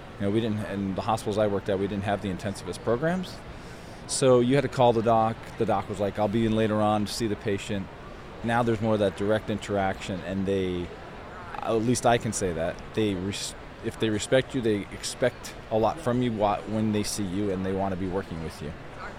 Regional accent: Los Angeles, California, United States; Los Angeles, California.

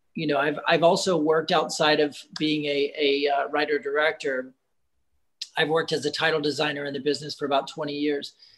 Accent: United States; being an American director.

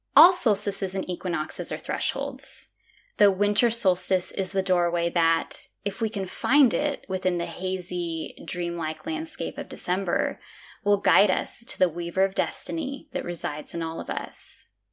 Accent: California, United States; moved away as an adult; now in Azores, Portugal; growing up in California my whole life, I've lived in Northern California, Southern California, and then in the middle.

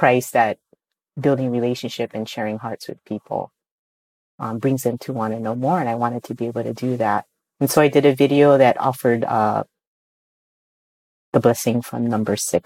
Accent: Hawaii, United States; for us in Hawaii

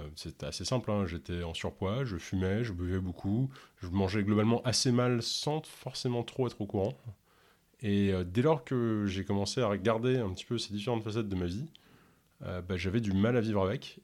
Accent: Ontario, Canada; first language English; French is a second language; je suis originaire de l'Ontario, où on parle majoritairement anglais, et du coup, bah, je suis euh, complètement bilingue, hein, et même l'anglais est ma première langue

